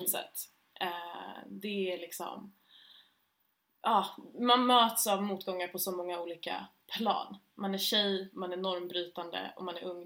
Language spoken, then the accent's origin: Swedish; Stockholm, Stockholm County, Sweden; jag är ju född och uppvuxen här i Stockholm, uh, i Östberga i södra Stockholm